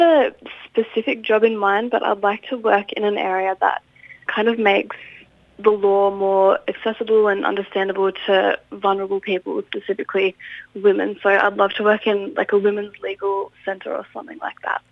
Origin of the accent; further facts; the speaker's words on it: Inverell, New South Wales, Australia; moved away as an adult; now in Canberra, Australia; I grew up in Inverell where I lived pretty much my whole life until this year where I've just moved to Canberra